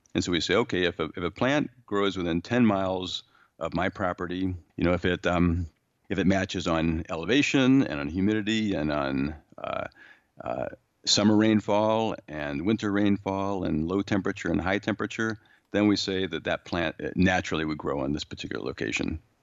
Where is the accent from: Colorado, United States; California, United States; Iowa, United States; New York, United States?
California, United States; San Diego; moved away; I grew up in San Diego